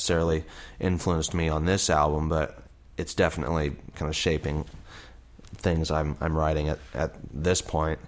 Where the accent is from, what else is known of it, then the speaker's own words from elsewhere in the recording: Muncie, Indiana, United States; I'm from Muncie